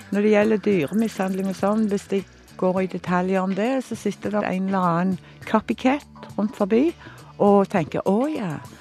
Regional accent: Stavanger, Rogaland, Norway; født og oppvokst i Stavanger

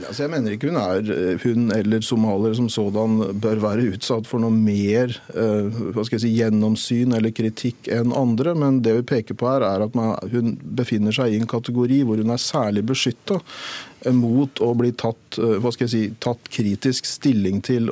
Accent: Norway; vi som nordmenn, da etniske

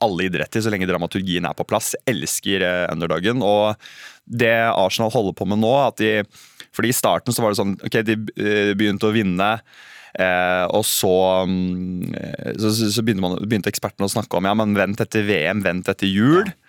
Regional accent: Sandefjord, Vestfold, Norway; Jeg er fra Sandefjord, jeg er glad i Sandefjord.

